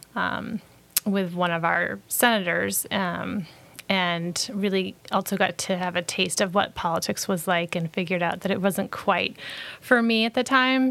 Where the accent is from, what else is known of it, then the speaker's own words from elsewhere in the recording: Brunswick, Maine, United States; I grew up in Brunswick